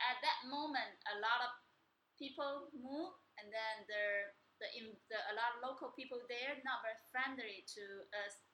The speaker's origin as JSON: {"language": "English", "town": "Zhanjiang", "region": "Guangdong", "country": "China", "tie": "born or raised there", "also_born_or_lived": "Chaozhou", "said": "I was born in Zhanjiang."}